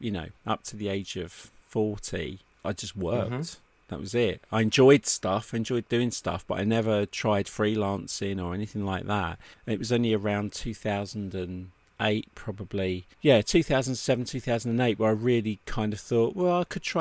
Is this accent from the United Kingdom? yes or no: yes; United Kingdom; as a Brit